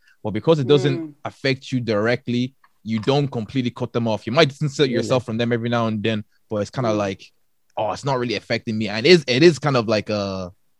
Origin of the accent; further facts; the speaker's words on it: Maynooth, Leinster, Ireland; I'm from Kildare and Maynooth.